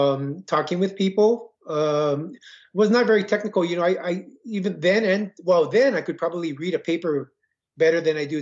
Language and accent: English; Hawaii, United States; I was born in the 1959, and I have two older brothers, and growing up in Hawaii at that time, there we were all in Hawaii.